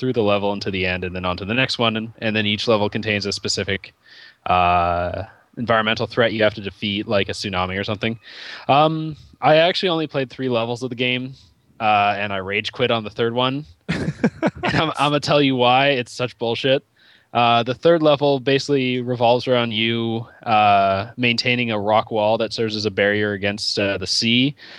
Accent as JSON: {"language": "English", "country": "Canada", "said": "I am Canadian."}